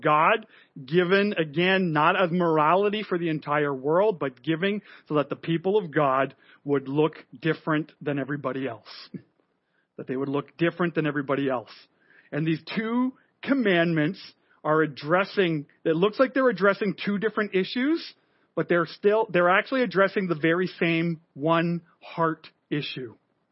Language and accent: English; Montreal, Quebec, Canada; moved away; I grew up in Montreal. My family is French Canadian